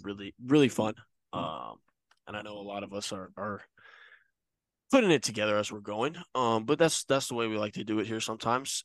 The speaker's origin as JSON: {"language": "English", "town": "Folsom", "region": "California", "country": "United States", "tie": "born or raised there", "said": "growing up in Folsom"}